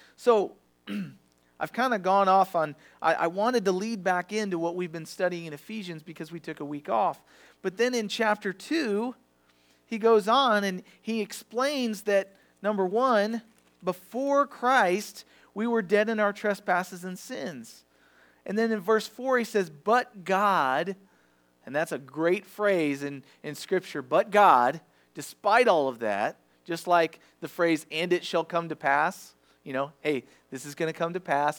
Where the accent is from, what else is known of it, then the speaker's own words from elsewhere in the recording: Farmington, Missouri, United States; I was raised in Farmington, so I went to the Farmington schools